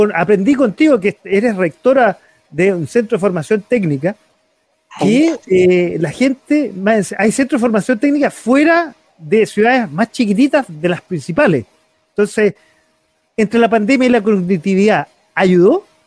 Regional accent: Chile; como chileno

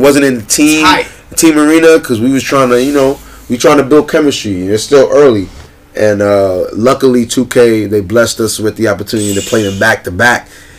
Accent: New York City, New York, United States; I'm from Brooklyn. I rep Brooklyn all day, every day.

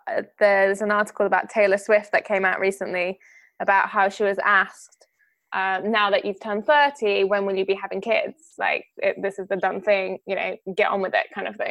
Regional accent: Greece; moved away; so I'm from Greece originally, I'm half Greek, and I lived in Greece for most of my childhood

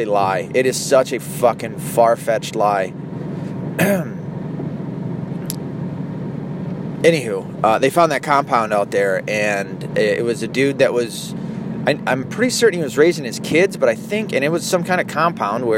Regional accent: the South, United States; I come from the South

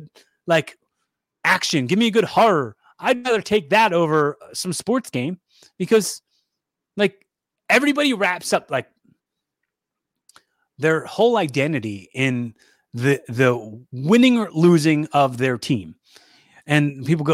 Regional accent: Philadelphia, Pennsylvania, United States; I'm from Phily

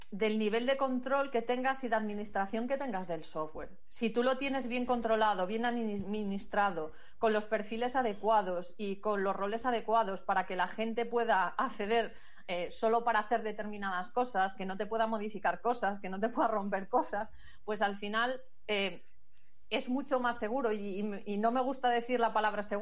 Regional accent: Galicia, Spain; como buena gallega, como buena gallega depende.

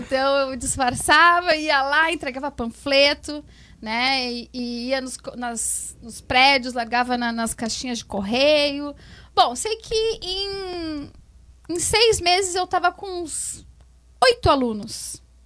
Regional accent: Alvorada, Rio Grande do Sul, Brazil; also born or lived in Porto Alegre; eu nasci em Porto Alegre, nasci né? Em Porto Alegre. Mas uh, moro na Alvorada, acho que com uns 3, 4 anos eu vim morar pra cá.

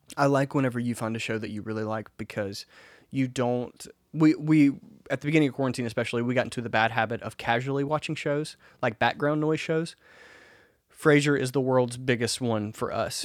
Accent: Mississippi, United States; I'm from Mississippi.

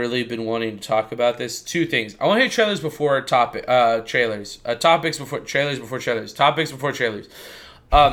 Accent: United States; I'm an American

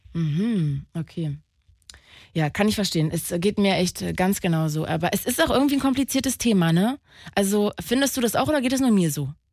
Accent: Magdeburg, Saxony-Anhalt, Germany; ich bin ein Magdeburger Kind

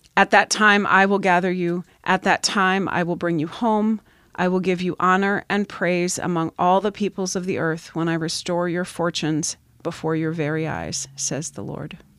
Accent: Pennsylvania, United States; moved away; I grew up in Pennsylvania, so I still get harassed for how I say certain things

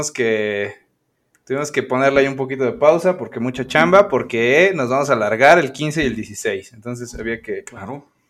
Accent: Puebla, Mexico; el poblano panista de ultraderecha que soy

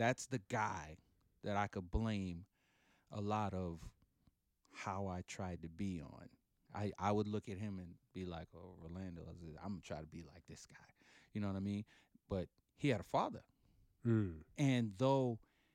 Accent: New York City, New York, United States; also born or lived in Panama; I've lived in Brooklyn 51 and a half years

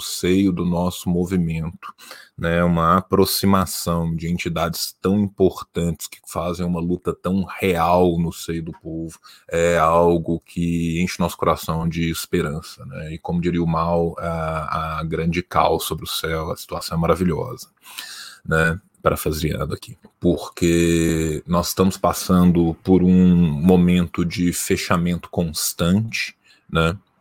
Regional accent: Belo Horizonte, Minas Gerais, Brazil; Eu sou mineiro, eu sou de Belo Horizonte

